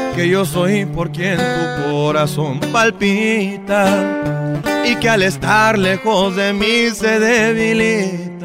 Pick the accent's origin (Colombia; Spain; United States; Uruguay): United States; Phoenix, Arizona; also born or lived in Tepatitlán, Jalisco (ancestry); soy cantautor de Phoenix, Arizona, originario de sangre Jalicencia de los alteños